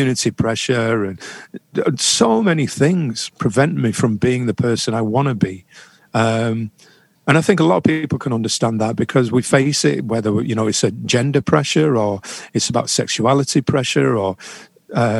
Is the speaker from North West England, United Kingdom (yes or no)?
yes; Manchester, North West England, United Kingdom; I was born in Manchester. I was born in Longsight on a council estate. I grew up happy, poor but happy.